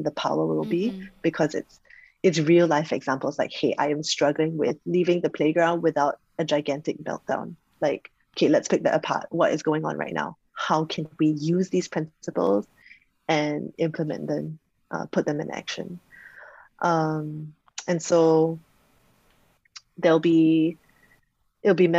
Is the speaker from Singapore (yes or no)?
yes; Singapore; I'm Singaporean